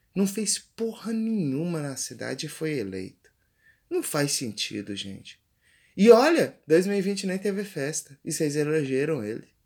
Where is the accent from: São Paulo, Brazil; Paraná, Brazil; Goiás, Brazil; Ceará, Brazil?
Goiás, Brazil; interior of; eu que sou do interior de aqui do Goiás, a quase 500 a 500 quilômetros de Goiânia